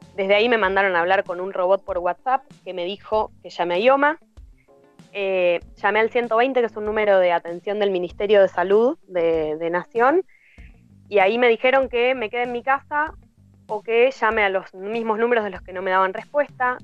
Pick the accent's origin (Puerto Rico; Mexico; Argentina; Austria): Argentina; moved away as an adult; soy del interior, vivo acá hace 11 años